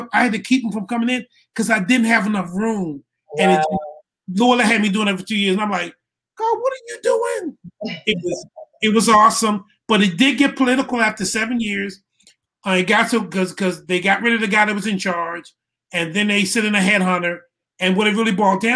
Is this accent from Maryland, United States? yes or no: yes; Baltimore, Maryland, United States; moved away as an adult; I was born in Baltimore, Maryland. Graduated from high school. Went to Morgan State University for 1 year.